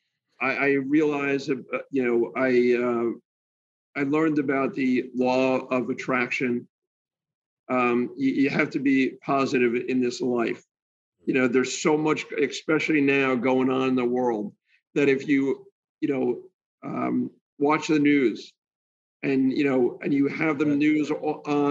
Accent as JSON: {"language": "English", "region": "New Jersey", "country": "United States", "moved": "as an adult", "lives_now": "Florida, United States", "said": "I'm from New Jersey, so I'm a little bit of a, bulldog from New Jersey."}